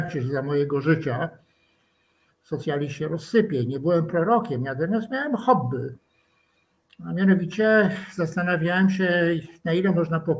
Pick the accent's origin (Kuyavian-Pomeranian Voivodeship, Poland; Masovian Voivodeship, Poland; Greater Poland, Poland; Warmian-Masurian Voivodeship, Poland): Kuyavian-Pomeranian Voivodeship, Poland; Włocławek; born there; Faktycznie urodziłem się we Włocławku